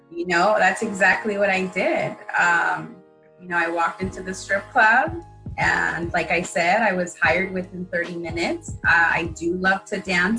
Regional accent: Wilmington, United States; Growing up in Wilmington, how many broken gates was I exposed to in my city?

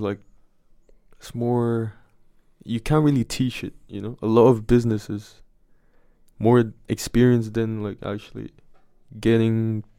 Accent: Bali, Indonesia; now in Netherlands; So I'm from Bali in Indonesia.

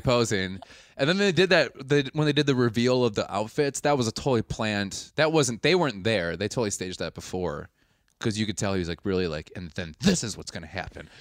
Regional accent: Wisconsin, United States; I'm from Wisconsin.

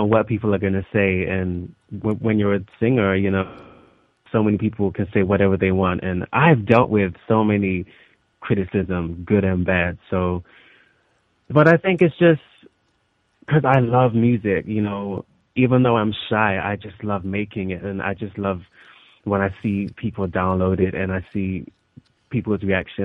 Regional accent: London, United Kingdom; also born or lived in Los Angeles; we came back to London. So I've kind of been growing up in London

